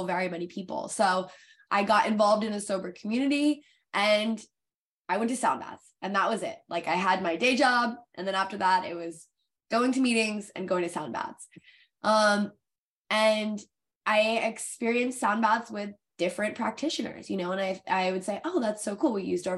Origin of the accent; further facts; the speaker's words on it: Connecticut, United States; I grew up on the East Coast at that point in Connecticut